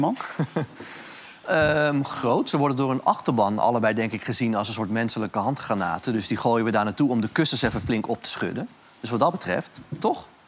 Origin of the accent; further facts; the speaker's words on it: Netherlands; wij zijn als Nederlanders